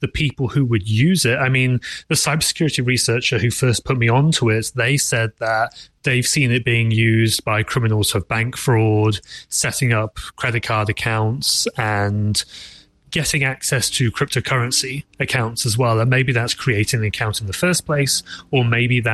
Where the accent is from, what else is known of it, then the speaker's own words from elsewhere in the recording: England, United Kingdom; being English myself